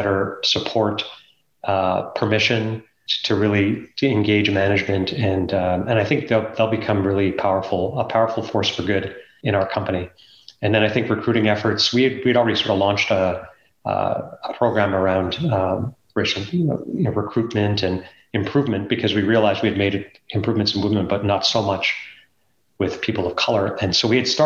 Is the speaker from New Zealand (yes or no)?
no; Canada; growing up in Canada, or let's call it America, because Canada's not that different culturally than the United States, because I grew up here